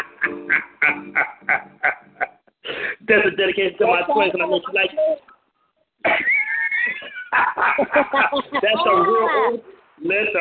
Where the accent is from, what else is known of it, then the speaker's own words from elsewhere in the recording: Compton, California, United States; my hometown, out there in Compton, California